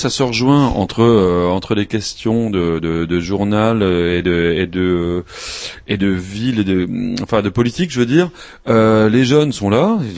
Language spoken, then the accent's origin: French; Grand Est, France; le délit de blasphème existe chez moi en Alsace-Moselle, figurez-vous